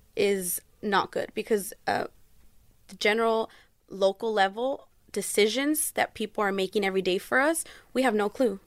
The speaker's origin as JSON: {"language": "English", "town": "Fontana", "region": "California", "country": "United States", "said": "I am from Fontana, California"}